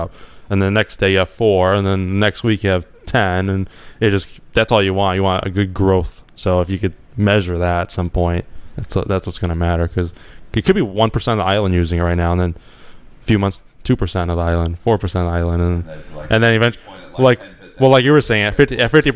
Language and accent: English; United States; I'm American